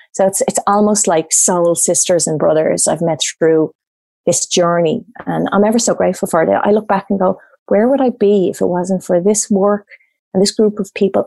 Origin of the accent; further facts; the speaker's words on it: Ireland; moved away as an adult; now in Australia; growing up in Ireland with a standard Irish background